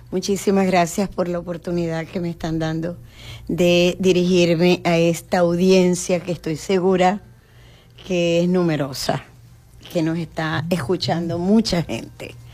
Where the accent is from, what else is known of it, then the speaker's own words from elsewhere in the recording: Venezuela; Y que al tener la identidad ya como venezolanos, nos llamamos ciudadanos venezolanos.